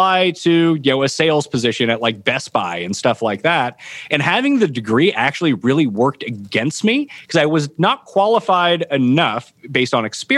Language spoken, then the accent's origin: English; Halifax, Nova Scotia, Canada; I stayed local to where I'm from. I'm from Halifax, Nova Scotia